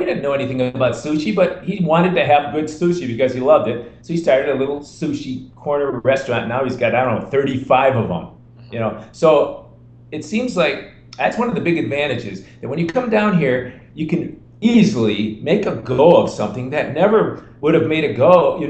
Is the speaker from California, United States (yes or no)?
no; Chicago, Illinois, United States; moved away as an adult; also born or lived in Costa Rica; I'm from Chicago, we're used to lofts.